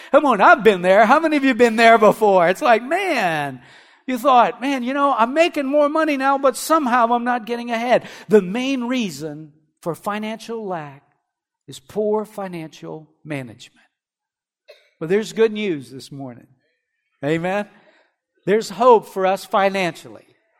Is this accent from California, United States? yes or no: no; Erath, Louisiana, United States; I remember whenever I was growing up, I had two friends that worked, you know, I'm from Erath, not next door to Delcom, and there's, you know, the shrimping industry there.